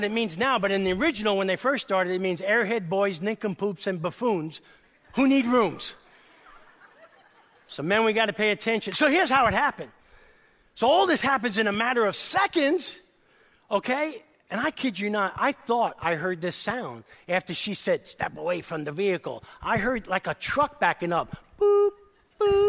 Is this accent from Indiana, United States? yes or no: no; New York City, New York, United States; accent: New York; moved away; I grew up in East Harlem, New York City, with a crazy Italian family